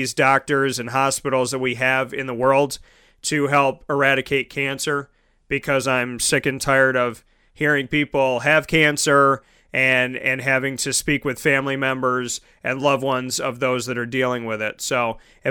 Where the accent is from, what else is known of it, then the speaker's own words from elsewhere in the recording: Syracuse, New York, United States; If it was staying in my hometown, it would be a blessing to do a game with the Syracuse Orange for sure.